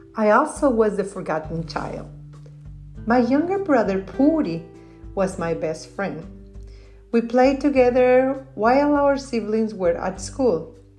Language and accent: English; Torreón, Coahuila, Mexico; moved away; I am an immigrant from Mexico. I was born in Torreon, a city in the northern part of Mexico